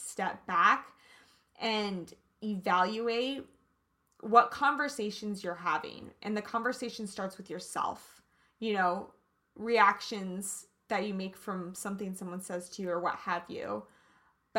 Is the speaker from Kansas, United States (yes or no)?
yes; Kansas, United States; I'm from Kansas, so I always say things probably a little bit differently